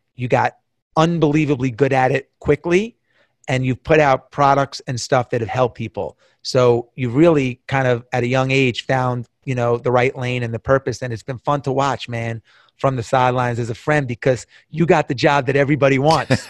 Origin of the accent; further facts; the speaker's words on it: Long Island, New York, United States; I grew up in Long Island, all the Long Island kids, all the New York kids